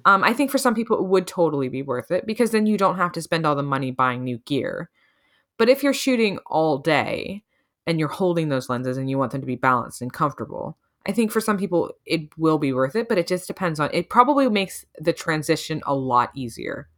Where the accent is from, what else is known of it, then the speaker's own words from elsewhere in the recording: United States; even as an American